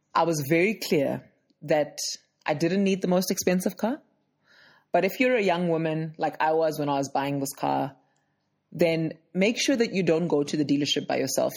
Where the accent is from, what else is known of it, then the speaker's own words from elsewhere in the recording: Johannesburg, Gauteng, South Africa; I'm from Johannesburg, South Africa